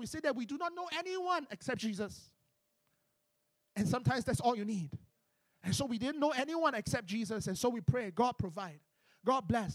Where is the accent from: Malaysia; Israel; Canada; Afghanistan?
Malaysia; I'm from Malaysia